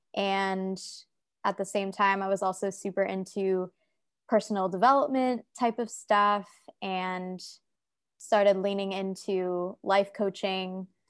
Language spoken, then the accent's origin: English; United States; moved away as an adult; also born or lived in New York City, United States; now in Saigon, Vietnam; I'm from America.